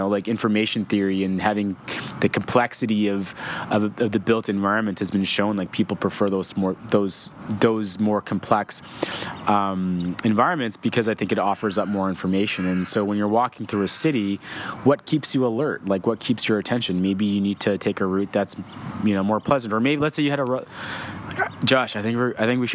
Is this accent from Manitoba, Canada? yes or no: no; Victoria, British Columbia, Canada; I grew up in Victoria, British Columbia